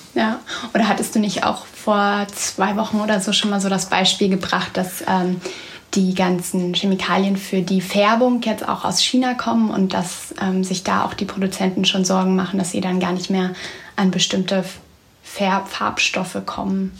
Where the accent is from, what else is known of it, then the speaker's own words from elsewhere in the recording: Germany; also born or lived in India; ich bin letzte Woche ganz kurzfristig aus Indien zurück nach Deutschland gekommen, wie viele andere Deutsche